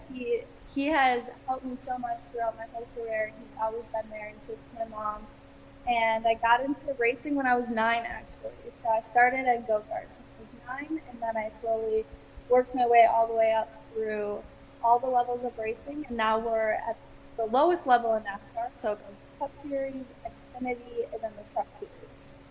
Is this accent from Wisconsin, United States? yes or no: yes; Wisconsin, United States; so I grew up in Wisconsin